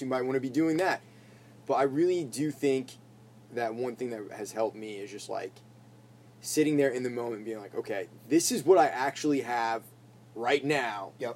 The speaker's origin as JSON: {"language": "English", "region": "Maine", "country": "United States", "tie": "born or raised there", "said": "I grew up playing in Maine at a lot of those like VFW shows"}